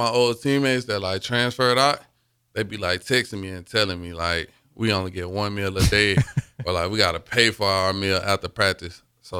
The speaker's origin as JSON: {"language": "English", "region": "Alabama", "country": "United States", "moved": "as an adult", "lives_now": "Nebraska, United States", "said": "I'm from Alabama."}